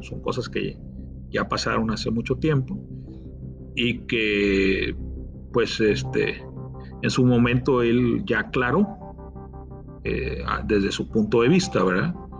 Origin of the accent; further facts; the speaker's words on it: Tamaulipas, Mexico; como tamaulipeco